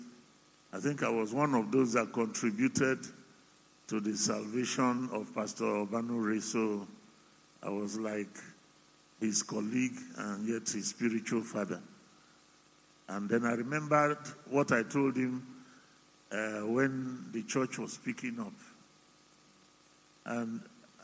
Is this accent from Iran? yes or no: no; Yorubaland, Nigeria; also born or lived in Cameroon; I'm Omo Ibo who grew up in Yoruba land